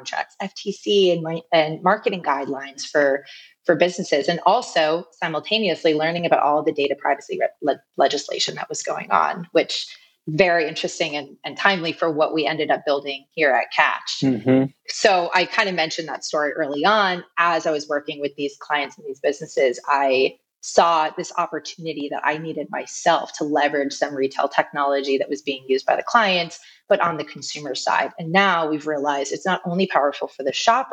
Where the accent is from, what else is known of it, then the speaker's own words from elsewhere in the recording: New York, United States; I'm originally from New York